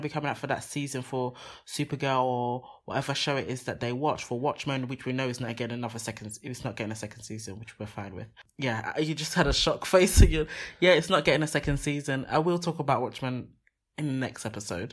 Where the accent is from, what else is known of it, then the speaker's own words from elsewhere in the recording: Nigeria; I'm Nigerian